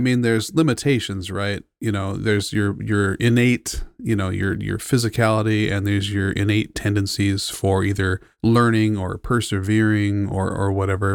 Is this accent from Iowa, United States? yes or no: no; Southern California, United States; also born or lived in San Francisco, United States; I grew up in Southern California